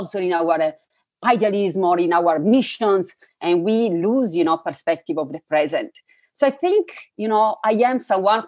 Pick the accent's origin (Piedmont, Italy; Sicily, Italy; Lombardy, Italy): Piedmont, Italy; Turin; I was raised in Italy, in an interesting city, Turin, where there are many different souls